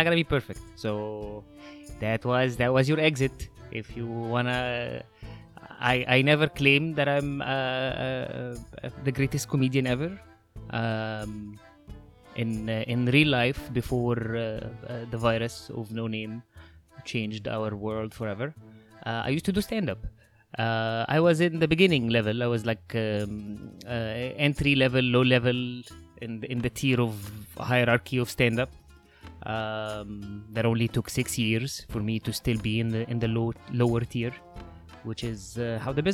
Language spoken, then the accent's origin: English; Egypt; now in Los Angeles, United States; If you notice that there's an accent, that's because I'm from Egypt. I'm currently living in LA.